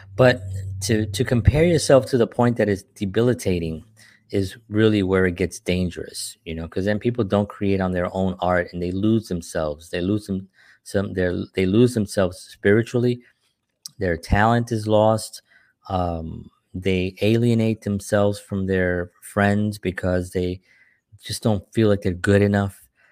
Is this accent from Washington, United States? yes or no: no; New York City, New York, United States; moved away; growing up in New York